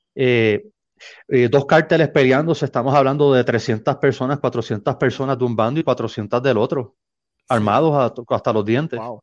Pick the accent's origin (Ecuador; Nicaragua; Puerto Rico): Puerto Rico; San Juan; moved away as an adult; now in Nogales, Mexico; soy natal de San Juan, Puerto